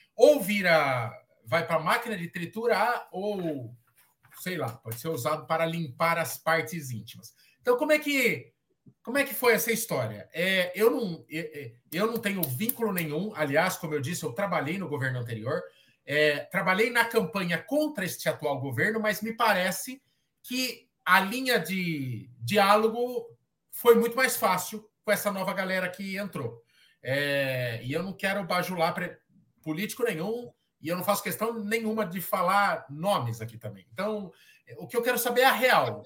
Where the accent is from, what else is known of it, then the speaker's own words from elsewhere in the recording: Sorocaba, São Paulo, Brazil; A gente fala como sorocabano